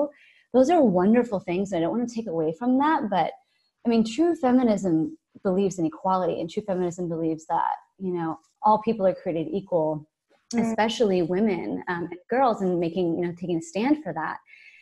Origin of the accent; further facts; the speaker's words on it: United States; as an American